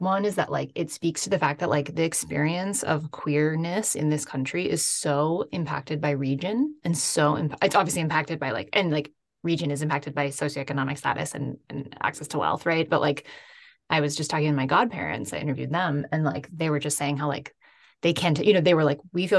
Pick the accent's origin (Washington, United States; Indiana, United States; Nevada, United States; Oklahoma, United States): Washington, United States; Seattle; I grew up outside of Seattle